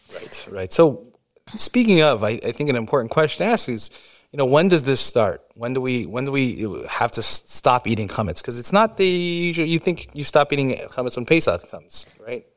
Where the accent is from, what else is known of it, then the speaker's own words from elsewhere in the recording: New York, United States; I grew up in New York